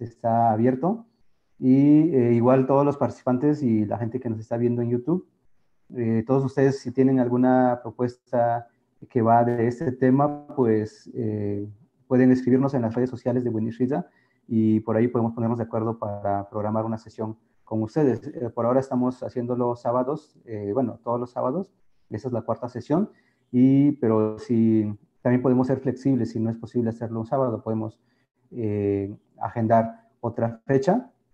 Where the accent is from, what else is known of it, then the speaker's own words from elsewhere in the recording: Sierra Juárez, Oaxaca, Mexico; Somos un, sector muy específico en la Sierra Juárez y estamos muy definidos geográficamente y lingüísticamente también.